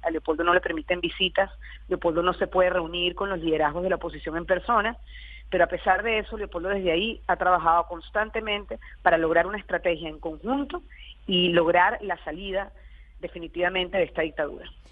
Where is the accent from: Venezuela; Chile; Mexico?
Venezuela; nosotros como venezolanos